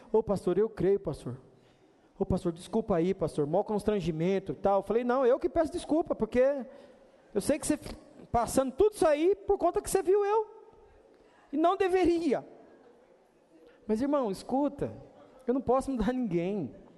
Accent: Brazil; nessa terra que nós estamos aqui, nós somos chamados de brasileiros

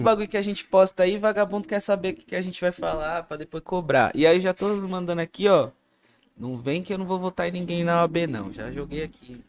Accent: ABC Paulista, São Paulo, Brazil; Sou da ABC

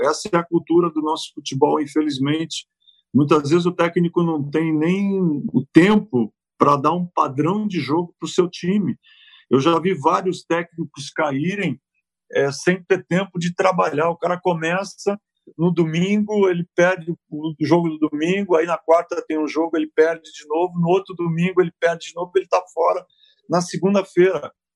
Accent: São Paulo, Brazil; moved away as an adult; also born or lived in Quintana / Santo André / Italy; Eu vivi em Quintana até seis anos, depois meu pai resolveu mudar para São Paulo e eu fui morar na Zona Leste. E aí começa um pouco da minha vida paulistana

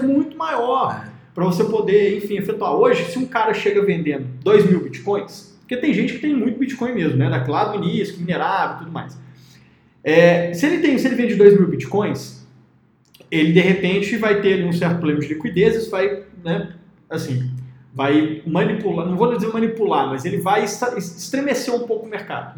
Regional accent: Minas Gerais, Brazil; como eu sou de Minas Gerais

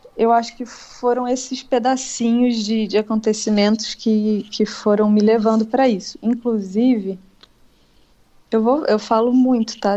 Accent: Niterói, Rio de Janeiro, Brazil; eu sou de Niterói

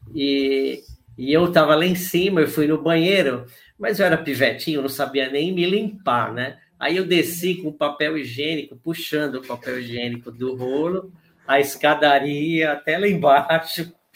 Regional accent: São Paulo, Brazil; also born or lived in Ipiranga / Taboão da Serra / Vila Sônia; eu morei em Santo Amaro, que foi onde eu nasci

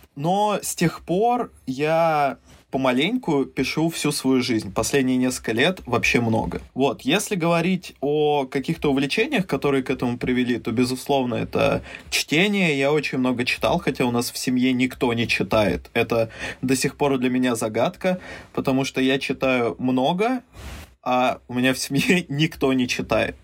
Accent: Mezhdurechensk, Kemerovo Oblast, Russia; also born or lived in Saint Petersburg; я родился в Санкт-Петербурге, вырос в Междуреченске, это в Сибири

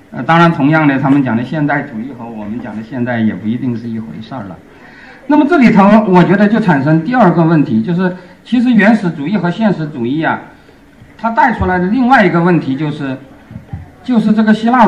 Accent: China; 就是我们中国人经常都说我们中华文明是世界上唯一延续了什么若干千年

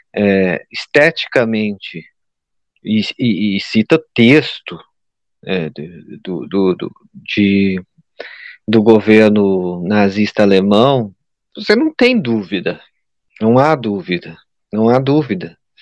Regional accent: Brazil; a gente é brasileiro, é americano

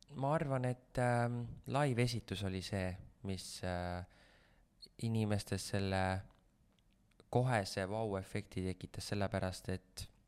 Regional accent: Vändra, Pärnu County, Estonia; ma olen Vändrast pärit

